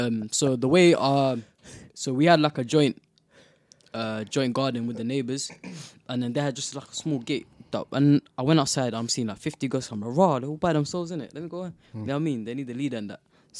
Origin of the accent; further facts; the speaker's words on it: Somaliland, Somalia; I'm from Somalia, Somaliland. So I was there when I was around 8 or 9.